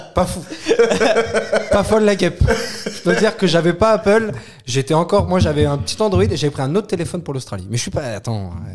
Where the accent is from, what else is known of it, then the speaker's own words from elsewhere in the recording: France; je suis français